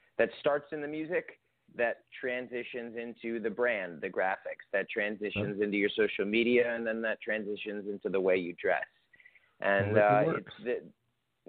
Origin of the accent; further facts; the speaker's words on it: New York, United States; now in Los Angeles, United States; I'm originally from New York